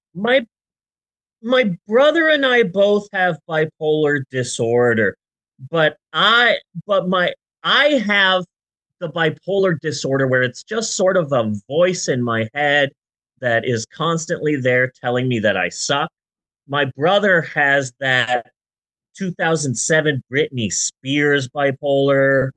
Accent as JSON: {"language": "English", "town": "Phoenix", "region": "Arizona", "country": "United States", "said": "I'm from Phoenix"}